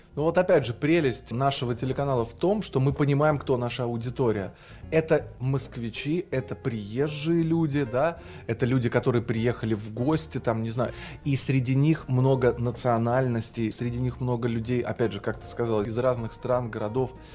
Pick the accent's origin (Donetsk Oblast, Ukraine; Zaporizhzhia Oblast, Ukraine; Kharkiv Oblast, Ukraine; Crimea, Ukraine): Kharkiv Oblast, Ukraine; Kharkiv; also born or lived in Kyiv; now in Moscow, Russia; Я сам родился вообще на Украине, в городе Харькове